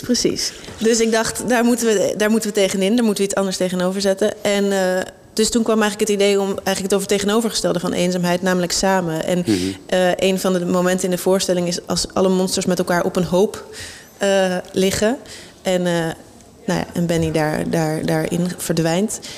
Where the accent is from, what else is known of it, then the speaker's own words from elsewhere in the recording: Amsterdam, North Holland, Netherlands; ik ben in Amsterdam opgegroeid